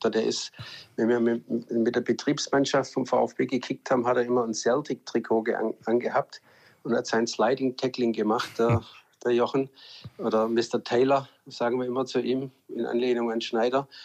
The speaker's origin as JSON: {"language": "German", "town": "Stuttgart", "region": "Baden-Württemberg", "country": "Germany", "tie": "born or raised there", "said": "ja ich bin ja in Stuttgart geboren, äh, wohne zehn Minuten weg vom Stadion, von der Mercedes-Benz Arena."}